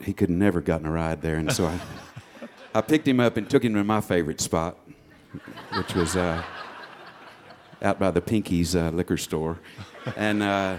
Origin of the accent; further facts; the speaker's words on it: West Texas, United States; I grew up in West Texas, which is around Lubbock and Amarillo, which is pretty flat and barren